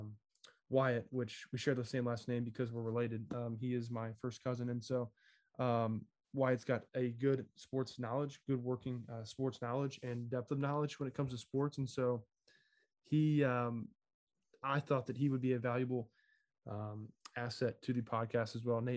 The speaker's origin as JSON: {"language": "English", "region": "Southwest Ohio", "country": "United States", "also_born_or_lived": "Virginia", "moved": "as an adult", "said": "I'm from Southwest Ohio, but attended college in Virginia"}